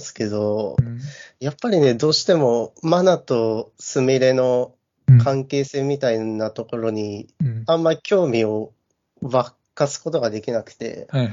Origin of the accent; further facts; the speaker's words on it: Iwate, Japan; 僕が岩手出身